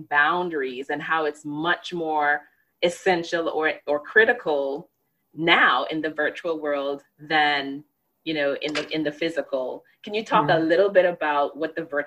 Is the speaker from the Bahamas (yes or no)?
yes; Bahamas; moved away as an adult; now in United States; I grew up in the Bahamas